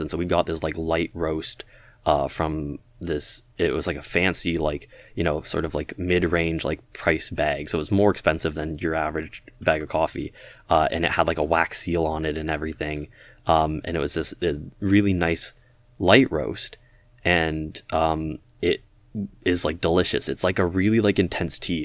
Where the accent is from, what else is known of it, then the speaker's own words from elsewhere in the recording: Toronto, Ontario, Canada; the Toronto area, sort of G T